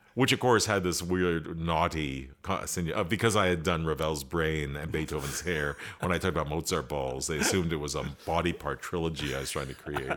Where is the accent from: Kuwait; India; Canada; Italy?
Canada; as Canadians, we have this strong American influence